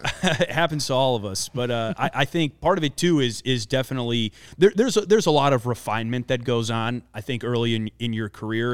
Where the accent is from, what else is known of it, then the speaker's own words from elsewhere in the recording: Wisconsin, United States; now in Chicago, United States; I grew up in Wisconsin, grew up a, uh, a big Milwaukee Brewers fan